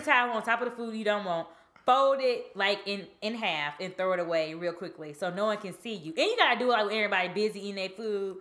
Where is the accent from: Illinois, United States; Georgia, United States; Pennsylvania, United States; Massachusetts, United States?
Georgia, United States; I'm from Georgia